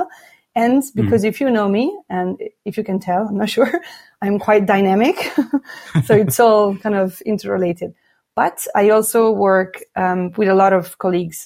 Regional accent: Milan, Lombardy, Italy; moved away as an adult; also born or lived in Switzerland / Thailand / Laos / Cambodia; I was born and raised in Milan, in Italy

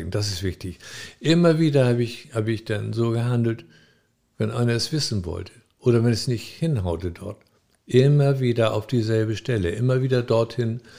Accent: Frankfurt, Hesse, Germany; Ja, ich komme aus Frankfurt.

